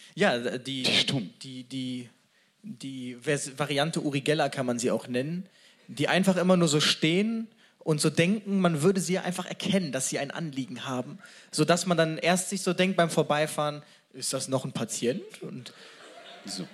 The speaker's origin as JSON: {"language": "German", "town": "Cologne", "region": "North Rhine-Westphalia", "country": "Germany", "said": "Als Kölner"}